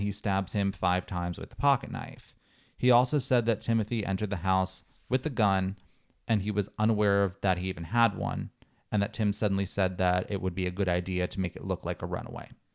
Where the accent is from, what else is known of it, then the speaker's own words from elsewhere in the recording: Pennsylvania, United States; I'm from Pennsylvania and we're neighbors, but I'm on the opposite side of the state